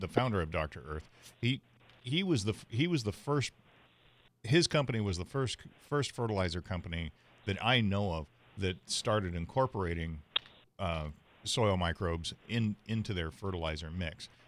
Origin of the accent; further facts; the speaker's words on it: San Diego, California, United States; I grew up in Bay Park, and as a kid, my neighbor and I, who was my best friend at the time, we would spend weekends in Tecolote Canyon